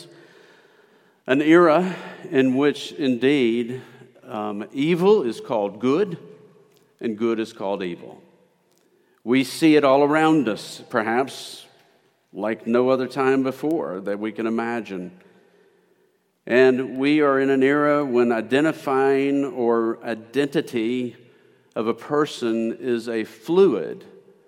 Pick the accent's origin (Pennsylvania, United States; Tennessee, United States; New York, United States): Tennessee, United States; Memphis; moved away; also born or lived in Prattville, Alabama; I'm originally from East Memphis